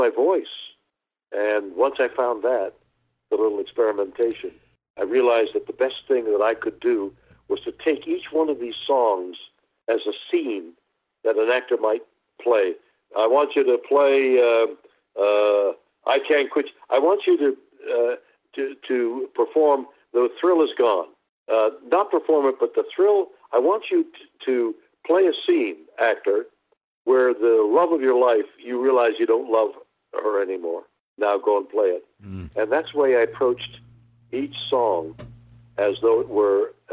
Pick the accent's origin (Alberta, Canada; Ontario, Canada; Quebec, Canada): Quebec, Canada; Montreal; I was born and raised in Montreal, Canada